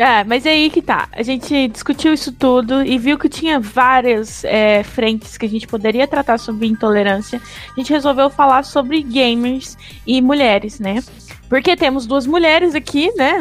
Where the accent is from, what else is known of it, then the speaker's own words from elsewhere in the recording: Brazil; Somos é, brasileiros, né? Vivemos no Brasil hoje